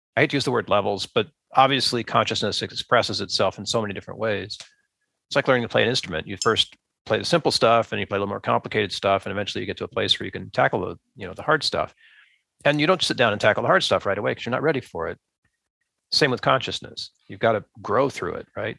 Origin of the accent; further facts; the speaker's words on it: United States; as an American